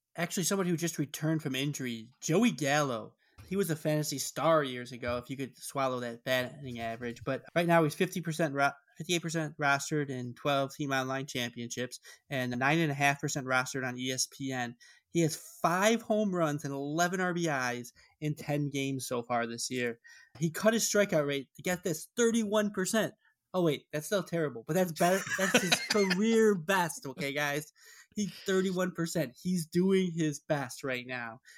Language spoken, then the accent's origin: English; Chicago, Illinois, United States; I'm from Chicago